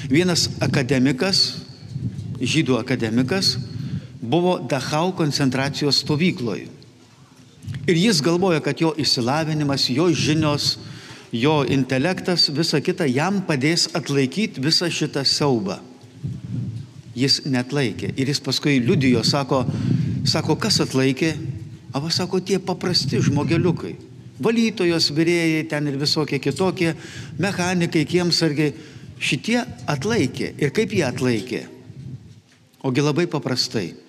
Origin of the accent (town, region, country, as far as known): Lithuania